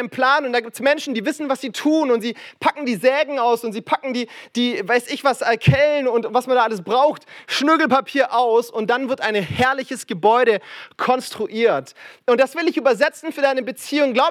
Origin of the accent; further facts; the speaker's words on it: Frankfurt, Hesse, Germany; Aber ich komme aus Frankfurt und sorry für diesen Lokalpatriotismus, aber ich behaupte, wir bauen die besten Häuser in Deutschland, ja?